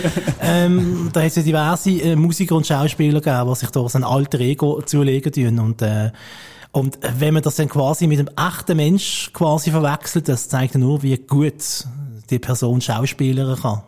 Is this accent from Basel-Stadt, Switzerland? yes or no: yes; Basel, Basel-Stadt, Switzerland; als Basler